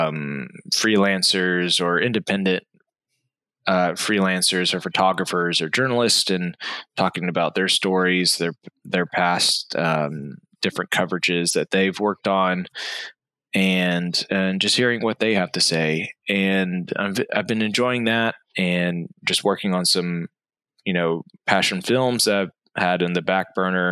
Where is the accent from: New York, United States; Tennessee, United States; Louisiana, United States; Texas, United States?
Texas, United States; Austin; I am from Austin, Texas, originally. So I've been a Texas raised for my entire life